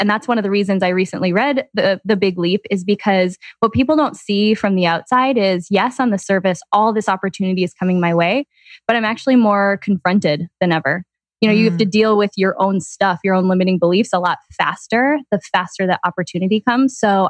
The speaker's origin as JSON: {"language": "English", "town": "Green Bay", "region": "Wisconsin", "country": "United States", "tie": "born or raised there", "said": "Green Bay, Wisconsin."}